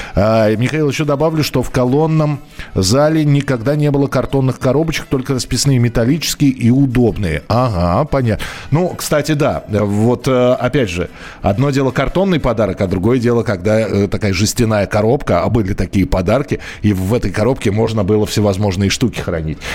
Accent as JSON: {"language": "Russian", "region": "Moscow", "country": "Russia", "tie": "born or raised there", "said": "я родился и вырос в Москве"}